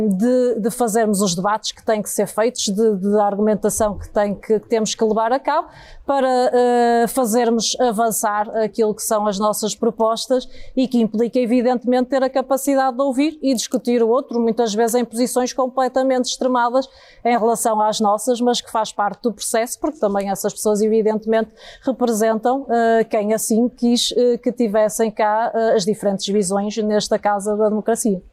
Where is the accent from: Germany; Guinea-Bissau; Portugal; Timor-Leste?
Portugal; Porto, Norte; eu nasci eh, de facto na freguesia da Sé, eh, é precisamente o coração do Porto